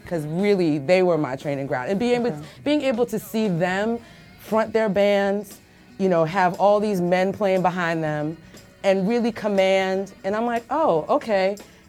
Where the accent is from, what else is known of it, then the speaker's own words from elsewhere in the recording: Massachusetts, United States; now in New York, United States; I was born and raised in Massachusetts, but I grew up in New York.